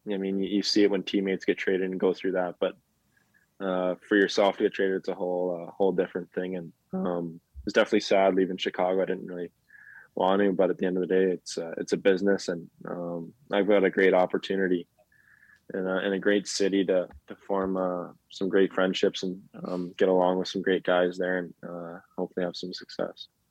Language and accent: English; Montreal, Quebec, Canada; I grew up in Montreal, obviously, in, in, in the West Island